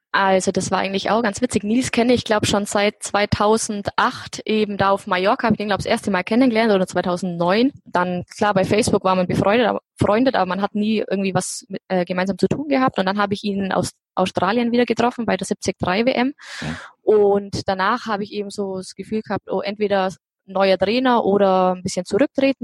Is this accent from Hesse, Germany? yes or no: no; Allgäu, Bavaria, Germany; Ich komme aus dem Allgäu. In, ich wohne in Kempten, direkt in der Stadt.